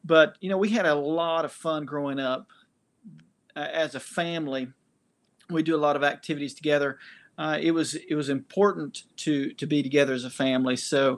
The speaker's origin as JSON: {"language": "English", "town": "Knoxville", "region": "Tennessee", "country": "United States", "tie": "born or raised there", "said": "Yeah, I was born and raised in Knoxville, Tennessee. And so I have been a Vol for life."}